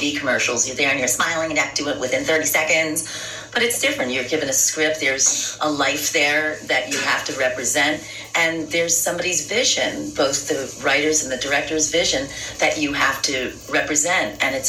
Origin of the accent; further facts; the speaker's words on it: New York City, New York, United States; I grew up in the Bronx